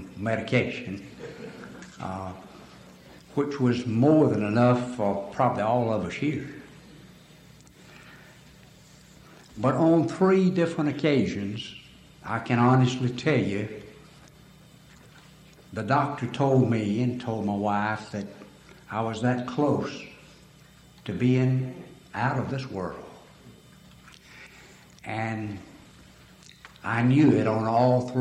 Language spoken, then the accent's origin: English; Alabama, United States; I'm from Alabama because of my voice and language